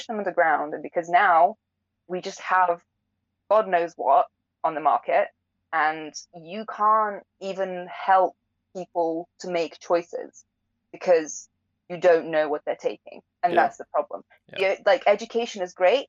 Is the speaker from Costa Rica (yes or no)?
no; England, United Kingdom; I'm not British, right? I wasn't born here. Like, I grew up here